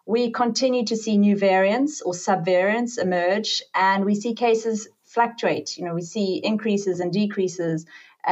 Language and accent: English; South Africa; I'm from South Africa. I qualified doing my medical degree in South Africa